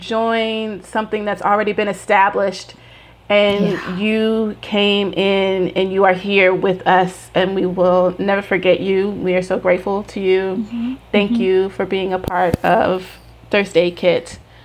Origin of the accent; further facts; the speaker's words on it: Tennessee, United States; I'm from Tennessee in America. You are British Nigerian. I don't know where we connect.